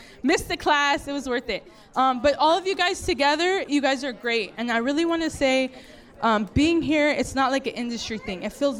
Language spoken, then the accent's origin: English; Buena Park, California, United States; I'm from Buena Park.